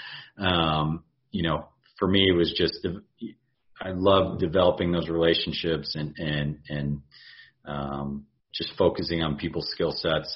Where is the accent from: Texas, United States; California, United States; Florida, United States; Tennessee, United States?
Texas, United States; Houston; moved away as an adult; also born or lived in Charleston; my hometown